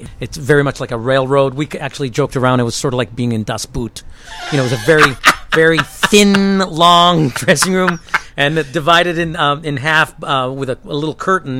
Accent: Toronto, Ontario, Canada; moved away as an adult; also born or lived in New York; I'm from Canada.

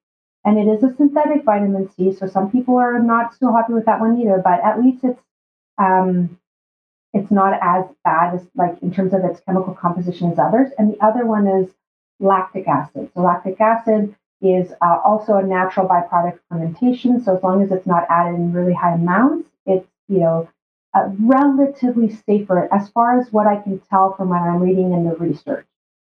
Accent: Brazil; now in Canada; And I remember when we moved from Brazil to Canada, it was like a status symbol to go from eating the whole foods to having these ultra-processed foods in our shelves.

